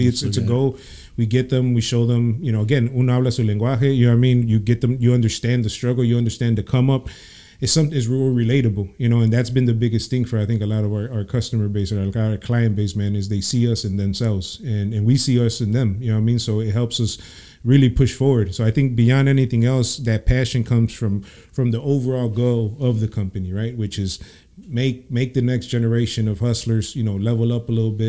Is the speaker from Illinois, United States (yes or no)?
yes; Chicago, Illinois, United States; Born and raised in Chicago.